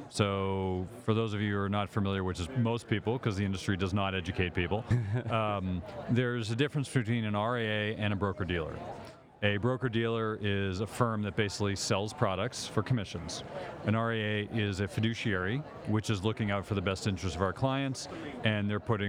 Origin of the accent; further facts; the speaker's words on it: Boston, Massachusetts, United States; Boston, Massachusetts.